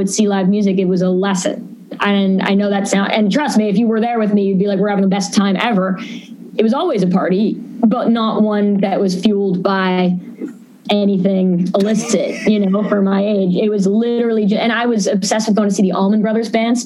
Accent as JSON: {"language": "English", "town": "New York City", "region": "New York", "country": "United States", "tie": "born or raised there", "said": "growing up in New York"}